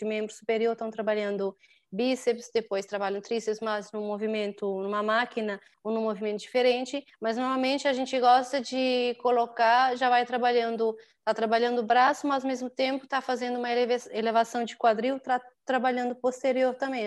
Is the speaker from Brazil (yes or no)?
no; São Vicente, Cape Verde; moved away as an adult; now in Praia, Cape Verde; eu abri primeiro lá em São Vicente, que é a minha ilha natal